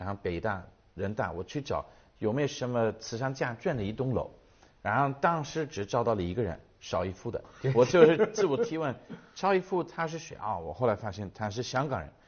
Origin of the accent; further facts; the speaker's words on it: United Kingdom; Chinese is a second language; 其实我们在英国也看的蛮多，就是你去呃很多的嗯、呃图书馆，你会发现这个图书馆原来带了一个两百年前的一个企业家的名字